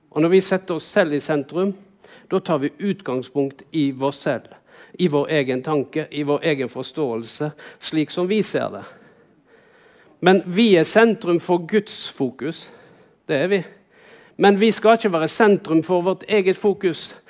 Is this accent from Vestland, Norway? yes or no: yes; Vaksdal, Vestland, Norway; jeg vokste opp på Vaksdal. Vaksdal er en liten bygd inne i fjorden her